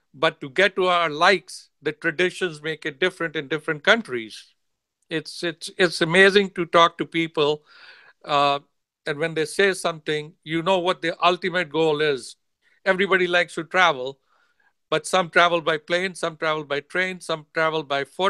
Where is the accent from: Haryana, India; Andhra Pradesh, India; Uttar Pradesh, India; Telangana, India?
Uttar Pradesh, India; Agra; now in United States; I was born in India, in the city called Agra, where Taj Mahal is.